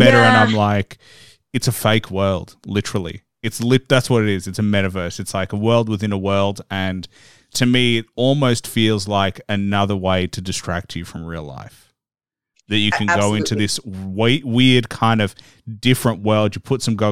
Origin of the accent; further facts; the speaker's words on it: Australia; growing up in Australia, we're almost like a small version of the US.